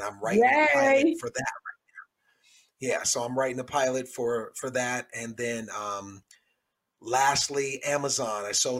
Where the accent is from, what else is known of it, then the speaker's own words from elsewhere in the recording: Cleveland, Ohio, United States; in my hometown of Cleveland, Ohio